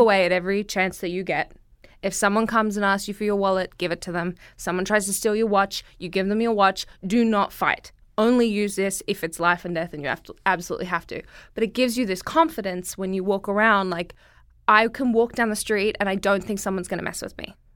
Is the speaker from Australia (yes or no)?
yes; Brisbane, Queensland, Australia; moved away as an adult; now in United States; I come from Brisbane, Australia